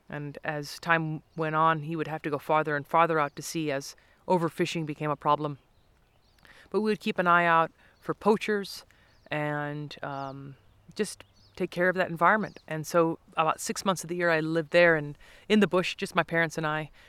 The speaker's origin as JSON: {"language": "English", "country": "South Africa", "tie": "born or raised there", "also_born_or_lived": "Montana, United States", "said": "my childhood was split between the nature reserve in South Africa, growing up in Montana"}